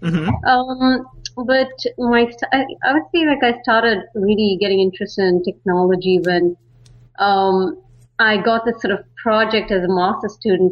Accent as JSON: {"language": "English", "town": "Bangalore", "region": "Karnataka", "country": "India", "tie": "born or raised there", "moved": "yes", "lives_now": "San Francisco, United States", "said": "I'm from India. I mean, particularly Bangalore. A lot of people know it as the Silicon Valley of India. And so I grew up there and moved to San Francisco"}